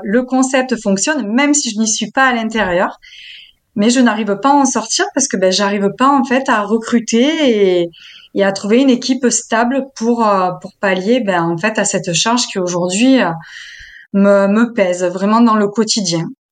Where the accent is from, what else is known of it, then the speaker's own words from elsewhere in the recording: the South, southern France, France; accent: southern; Je viens du Sud